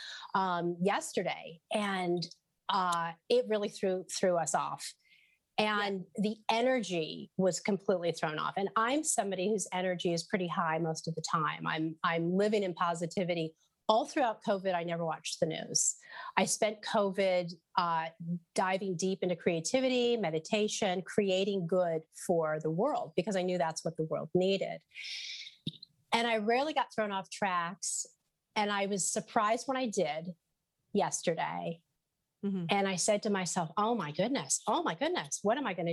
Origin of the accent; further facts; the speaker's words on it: Southern California, United States; now in New Haven, United States; I'm from California